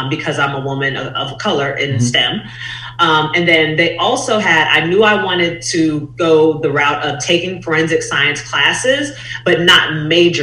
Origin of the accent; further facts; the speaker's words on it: Pittsburgh, Pennsylvania, United States; moved away as an adult; also born or lived in Tennessee / Chicago, Illinois; I'm originally from Pittsburgh, Pennsylvania